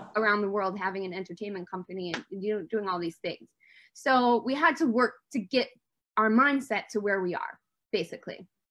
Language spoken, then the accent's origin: English; Detroit, Michigan, United States; I grew up in Motown